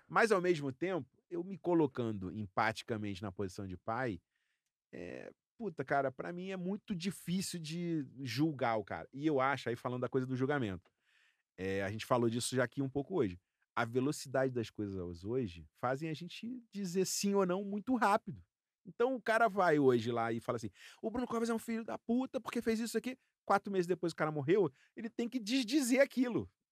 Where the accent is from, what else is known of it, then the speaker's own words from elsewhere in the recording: Rio de Janeiro, Brazil; eu sou flamenguista, eu sou carioca.